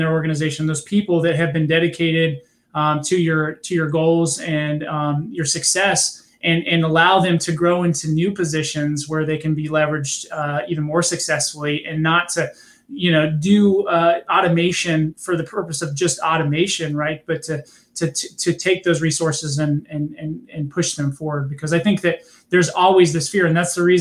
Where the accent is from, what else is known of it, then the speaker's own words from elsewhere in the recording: California, United States; I'm from California